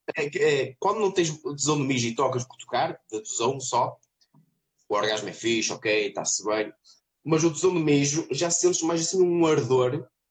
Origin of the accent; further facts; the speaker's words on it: Vila do Conde, Norte, Portugal; now in Trofa, Portugal; Eu sou de Vairão, de Vila do Conde